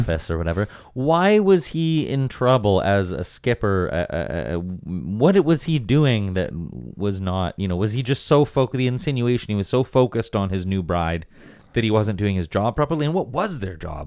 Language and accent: English; White Rock, British Columbia, Canada; also born or lived in Vancouver; growing up, like, right on the beach in White Rock